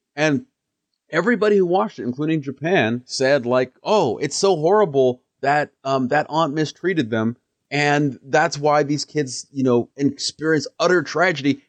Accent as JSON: {"language": "English", "country": "Canada", "also_born_or_lived": "Kenya (ancestry) / Edmonton", "said": "as a Kenyan Canadian, as an African"}